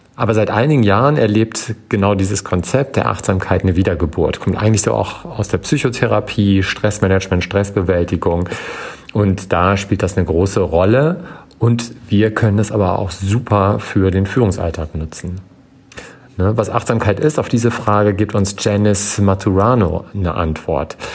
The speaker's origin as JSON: {"language": "German", "country": "Germany", "said": "bei uns in Deutschland"}